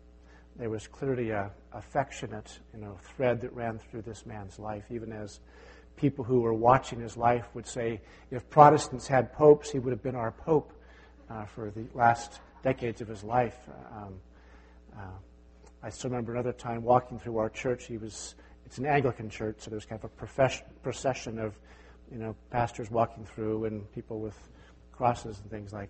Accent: Davis, California, United States; moved away; I grew up in Davis, California

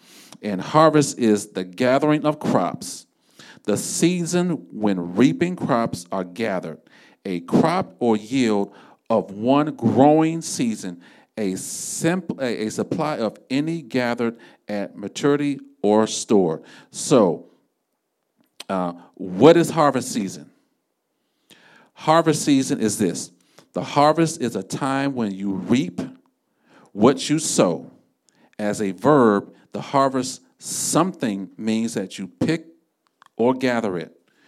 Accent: Florida, United States; We're from South Florida, so usually this time of the year, I'll be looking for them.

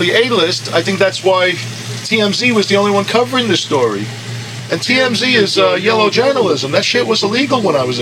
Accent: United States; I'm American.

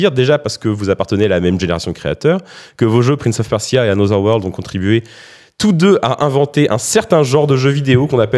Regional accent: France; accent: French; c'est là que mon accent français va me trahir.

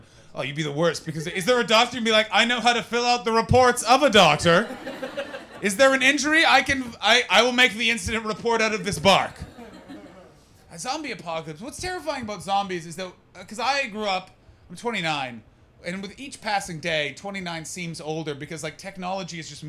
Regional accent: Ottawa, Ontario, Canada; now in London, United Kingdom; I'm from Ottawa.

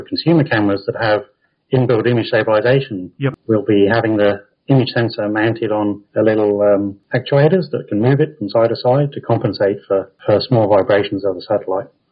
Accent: Coventry, West Midlands, United Kingdom; moved away as an adult; also born or lived in Cambridge; now in Australia; grew up in Coventry, right in the middle of England

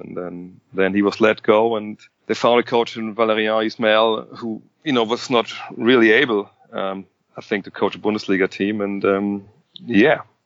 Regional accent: Wolfsburg, Lower Saxony, Germany; moved away as an adult; also born or lived in Cologne / Frankfurt; now in Wolfsburg, Germany; born and bred.

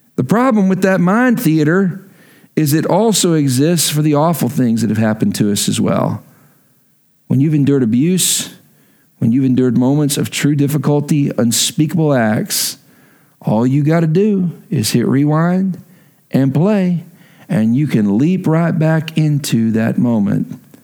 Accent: Texas, United States; moved away; I'm from Texas

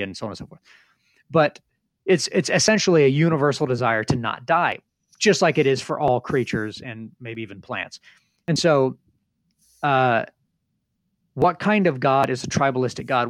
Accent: Northern Indiana, United States; I grew up in Northern Indiana.

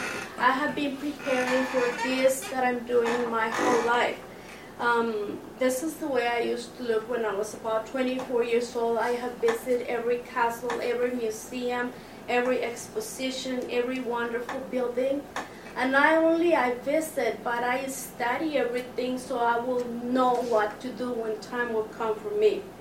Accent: Mexico; now in United States; I was born in Mexico

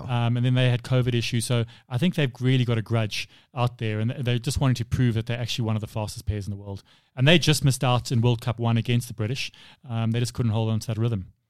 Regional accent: South Africa; being a South African

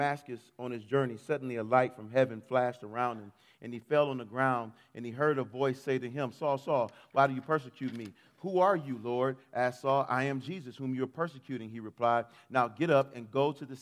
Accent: Detroit, Michigan, United States; I grew up in Detroit

